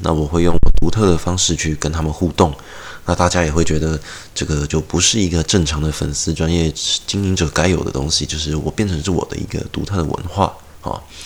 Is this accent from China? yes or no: no; Taiwan; 我们台湾人